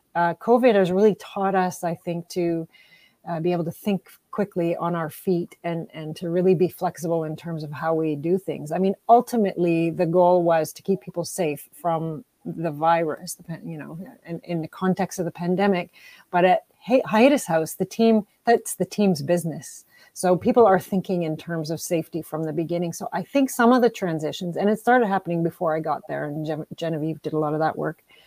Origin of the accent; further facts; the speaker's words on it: Timmins, Ontario, Canada; now in Windsor, Canada; I'm originally from Timmins